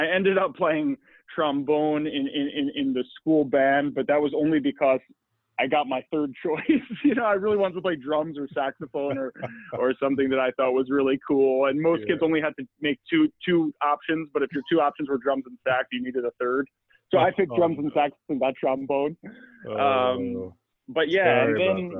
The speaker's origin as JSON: {"language": "English", "area": "Long Island", "region": "New York", "country": "United States", "tie": "born or raised there", "said": "I grew up in New York in the, and I think what was a pretty standard suburban upbringing"}